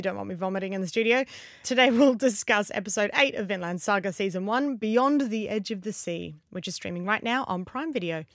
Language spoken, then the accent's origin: English; Australia; accent: Australian